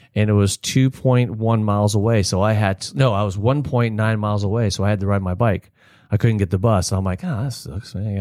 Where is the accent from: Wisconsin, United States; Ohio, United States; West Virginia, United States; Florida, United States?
Florida, United States; Palm Harbor; also born or lived in Texas; I grew up in Spanish Oaks